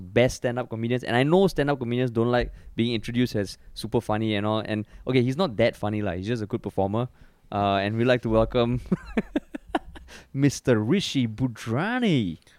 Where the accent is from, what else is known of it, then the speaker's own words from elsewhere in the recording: Singapore; we grew up in Singapore.